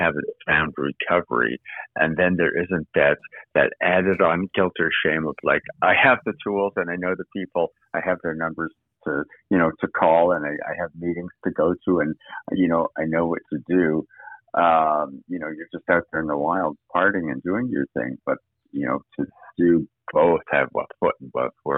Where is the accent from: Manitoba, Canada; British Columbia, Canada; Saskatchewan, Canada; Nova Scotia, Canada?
Manitoba, Canada; Winnipeg; born or raised there; moved away as an adult; also born or lived in New York / Boston / Toronto; now in Los Angeles, United States